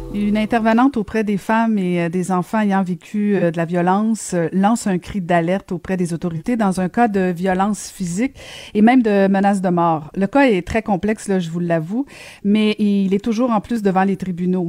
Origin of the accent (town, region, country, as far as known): Quebec, Canada